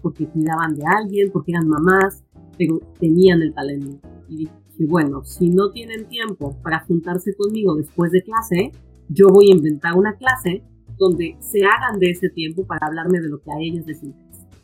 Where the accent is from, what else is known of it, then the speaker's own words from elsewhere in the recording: Puebla, Mexico; moved away as an adult; also born or lived in Canada; now in New York, United States; yo soy de Puebla, originaria de la ciudad de Puebla